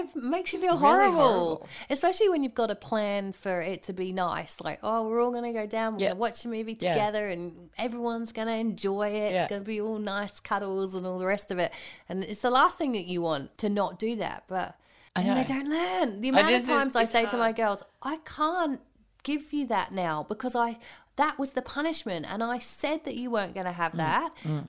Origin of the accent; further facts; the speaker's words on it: England, United Kingdom; I'm the English person.